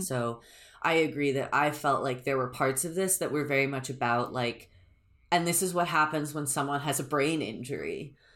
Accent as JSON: {"language": "English", "country": "United States", "said": "I'm an American"}